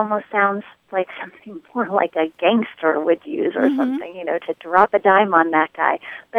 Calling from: Jacksonville, North Carolina, United States; I am calling from the New River Marine Corps Air Station in Jacksonville, North Carolina.

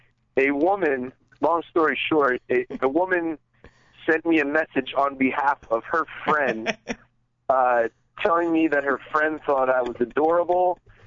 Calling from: Bethlehem, Pennsylvania, United States; from Bethlehem, Pennsylvania.

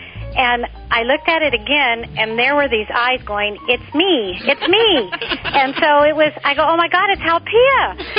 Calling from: Torrance, California, United States; Torrance, California.

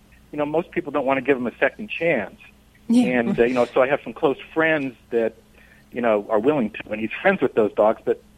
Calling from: Costa Mesa, California, United States; Costa Mesa, California.

